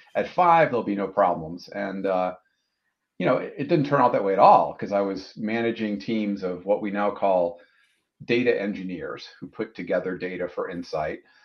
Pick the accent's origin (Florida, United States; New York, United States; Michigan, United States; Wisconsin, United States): Wisconsin, United States; moved away; I grew up in Wisconsin, worked my way through college